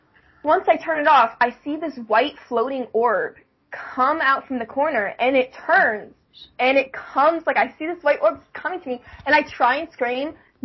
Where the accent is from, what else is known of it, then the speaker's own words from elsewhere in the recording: Virginia, United States; born there; because I was born in Virginia, we used to live in Virginia, and we lived in, like, a cul-de-sac, because my dad was in the Navy.